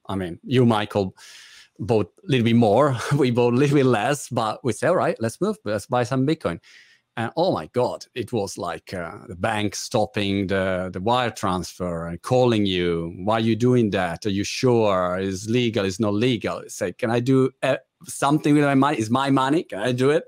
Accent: Italy; English is a second language; now in United Kingdom; as you guess by my British accent, I'm Italian.

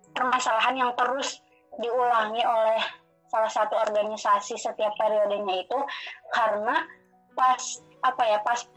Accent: Majalengka, West Java, Indonesia; terus asal dari Majalengka

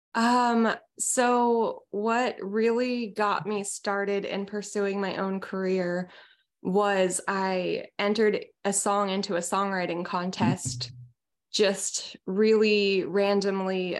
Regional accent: small town outside of Seattle, Washington, United States; moved away as an adult; now in Santa Cruz, United States; I originally grew up in a really small town outside of Seattle

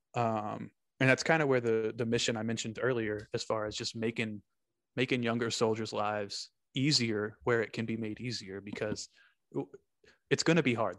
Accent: Texas, United States; I'm from, I'm from Longhorn Territory

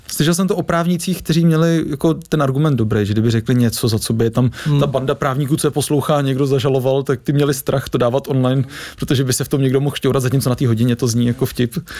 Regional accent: Czechia; jsme jako opravdu Češi specifický

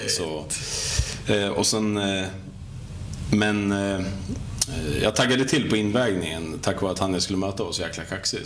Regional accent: Katrineholm, Södermanland, Sweden; född och uppvuxen i Katrineholm

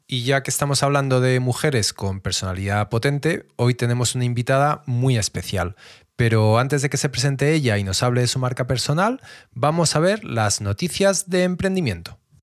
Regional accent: Madrid, Community of Madrid, Spain; yo soy de Madrid

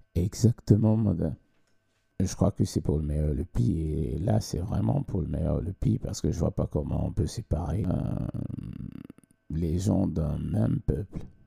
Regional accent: Cameroon; moved away as an adult; now in Sweden; j'ai commencé à chanter, mm, entre parenthèses, hein, euh, professionnellement quand j'ai quitté le Cameroun

